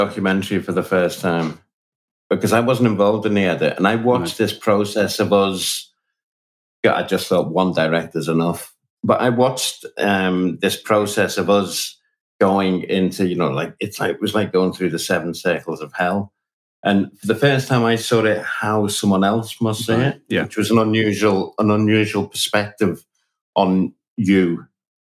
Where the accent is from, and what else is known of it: Liverpool, North West England, United Kingdom